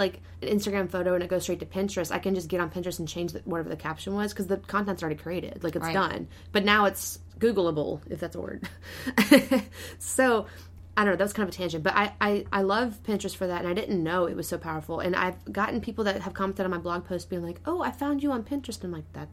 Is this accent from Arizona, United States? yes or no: yes; Arizona, United States; moved away; I was raised in Arizona